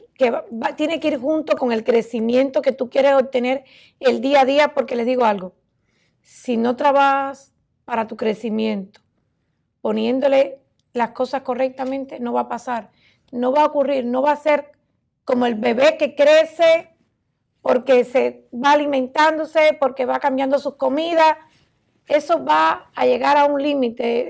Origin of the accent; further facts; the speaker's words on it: Cuba; moved away as an adult; now in United States; en mi país, Cuba